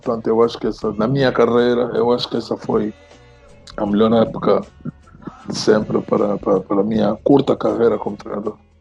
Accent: Angola; also born or lived in Lisbon, Portugal; Eu saí de Angola

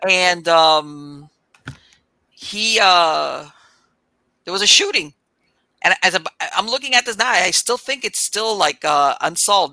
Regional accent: South Florida, United States; I grew up in South Florida. I mean, I was all over Florida, but I grew up.

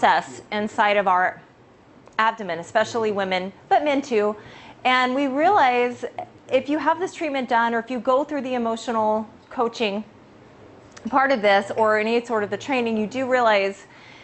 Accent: California, United States; I am from California.

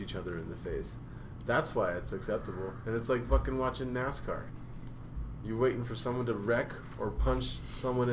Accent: Denver, Colorado, United States; the first baseball team that was in my hometown

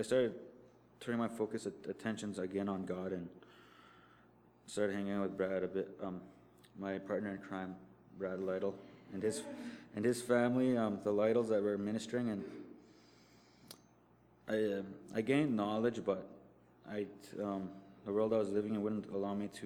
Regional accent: Norway House, Manitoba, Canada; I'm from Narre House, Manitoba

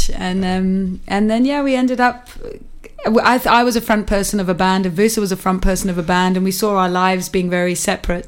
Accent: Windsor, South East England, United Kingdom; moved away as an adult; also born or lived in Oxford / London; now in Cape Town, South Africa; I was born in Oxford and I grew up in Windsor, and then I went to London when I was a teenager, and then I lived in London for many years

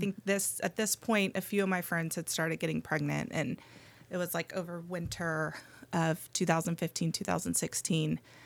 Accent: Austin, Texas, United States; moved away as an adult; also born or lived in Athens, Georgia; Grew up in Austin

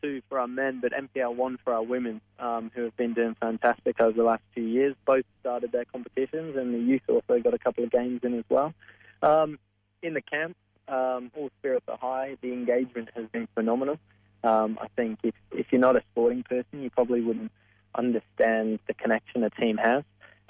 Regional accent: Australia; That's kind of a trademark of being Australian.

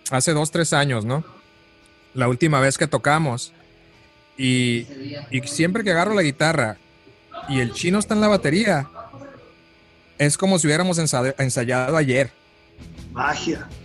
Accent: Mexico; now in United States; cuando me vine de, de México para Estados Unidos, este, esa era mi preocupación más grande, ¿no?

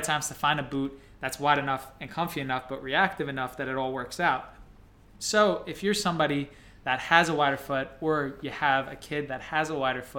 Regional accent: New Jersey, United States; We're from New Jersey

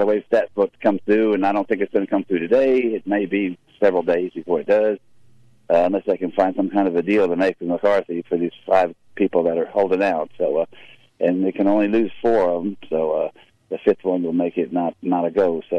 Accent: the North, United States; I can't talk with a Southern because I am from the North, but basically I'm really half and half because my dad is actually from West Tennessee.

